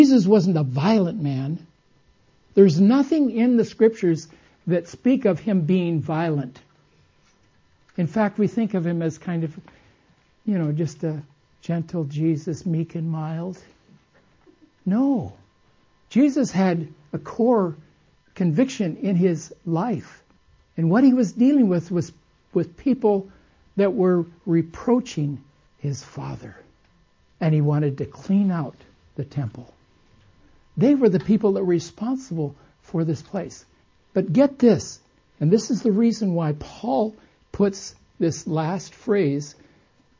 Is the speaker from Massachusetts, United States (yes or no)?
no; Costa Mesa, California, United States; I was raised in Southern California when it was country, not city